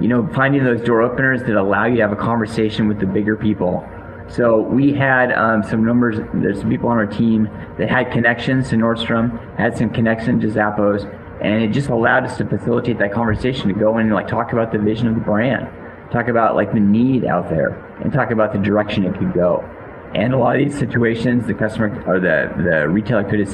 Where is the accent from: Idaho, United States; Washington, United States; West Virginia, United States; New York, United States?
Washington, United States; Seattle; I grew up in the Seattle area